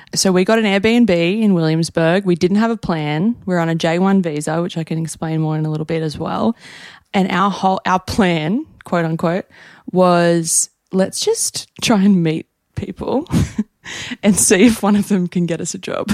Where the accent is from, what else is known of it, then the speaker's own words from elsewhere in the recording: Newcastle, New South Wales, Australia; moved away as an adult; now in New York, United States; We're Australian.